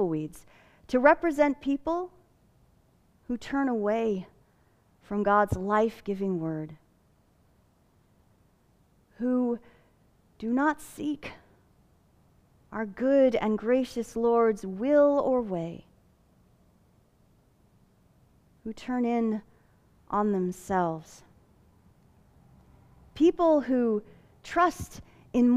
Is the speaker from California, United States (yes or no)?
yes; Fillmore, California, United States; you could still find beautiful orange groves in my hometown.